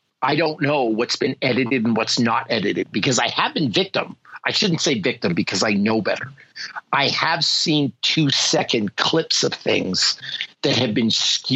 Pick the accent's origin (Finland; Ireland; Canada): Canada; I'm not going to say I'm a Canadian.